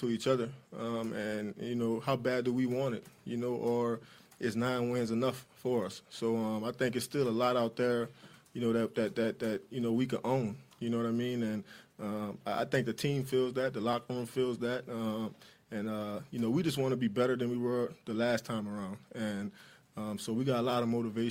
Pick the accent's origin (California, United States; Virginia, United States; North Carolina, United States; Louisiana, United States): Louisiana, United States; New Orleans; I grew up in New Orleans